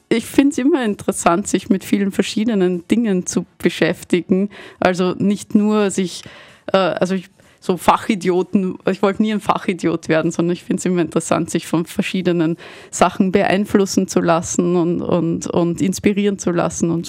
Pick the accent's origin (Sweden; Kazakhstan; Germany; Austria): Austria; Vienna; also habe mich irgendwann entschieden, dass ich gerne wieder zurück nach Wien, nach Hause möchte, weil ich komme aus Wien